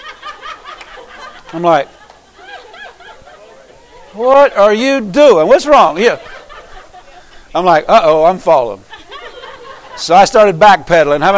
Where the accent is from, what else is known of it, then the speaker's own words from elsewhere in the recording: Pennsylvania, United States; moved away; I came from Pennsylvania